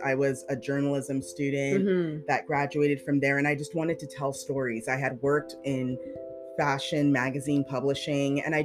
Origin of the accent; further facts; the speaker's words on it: Canada; we're Canadian